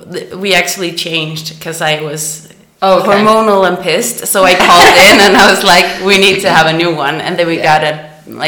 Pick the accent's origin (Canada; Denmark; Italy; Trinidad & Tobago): Denmark; Central Denmark Region; English is a second language; moved away as an adult; also born or lived in Copenhagen, Denmark; now in Stockholm, Sweden; I'm from Jutland. So that's the mainland. Mm-hmm. Yeah, in the middle. But we lived in Copenhagen before we moved to Stockholm.